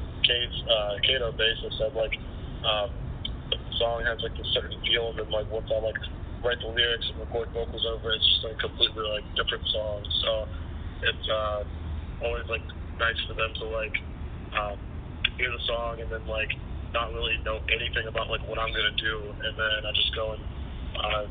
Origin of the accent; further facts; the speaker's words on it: Hurricane, West Virginia, United States; We grew up in Hurricane, West Virginia.